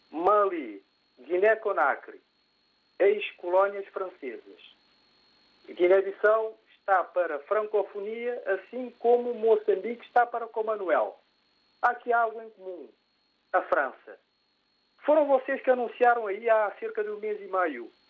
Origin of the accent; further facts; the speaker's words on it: Cape Verde; eu sou cabo-verdiano. Eu lembro-me que nos anos 70, quando eu estudava em Cabo Verde